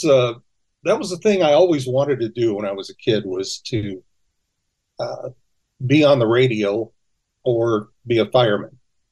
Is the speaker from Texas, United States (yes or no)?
no; California, United States; also born or lived in Oklahoma; Yeah, I was born in Los Angeles, but I grew up between California and Oklahoma.